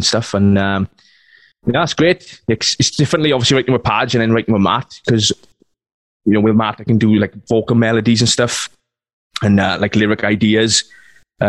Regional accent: Wales, United Kingdom; being Welsh

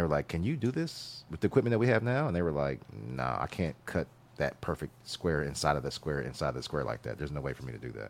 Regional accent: Columbus, Ohio, United States; the city where I grew up in Columbus, Ohio

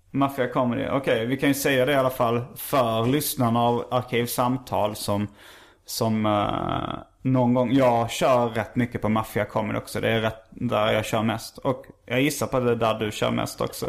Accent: Skåne, Sweden; accent: Scanian (skånska); brukar jag överdriva min skånska lite

